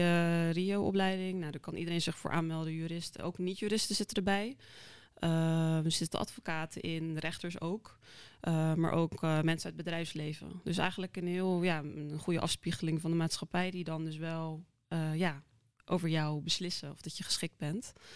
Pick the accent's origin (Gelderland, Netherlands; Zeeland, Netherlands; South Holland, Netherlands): South Holland, Netherlands; Krimpen aan den IJssel; also born or lived in South Korea; Opgegroeid in Krimpen IJssel. Dus gewoon een klein ja, dorp vlakbij Rotterdam.